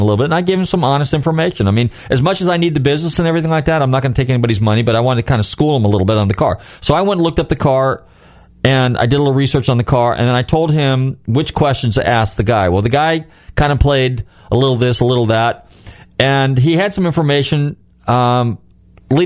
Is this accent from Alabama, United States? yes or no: no; Northern California, United States; moved away; my home state of California, actually Northern California